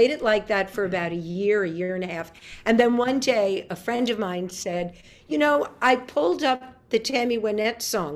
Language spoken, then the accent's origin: English; New York City, New York, United States; now in Nashville, United States; I'm born and raised in New York City